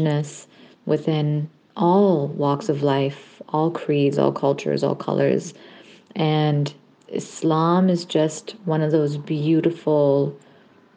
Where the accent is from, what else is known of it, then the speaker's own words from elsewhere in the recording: Ontario, Canada; also born or lived in Hamilton / Kitchener-Waterloo / Windsor / Markham; I am a Canadian-Pakistani Muslim woman living in Toronto, Ontario, and was born and raised here in Canada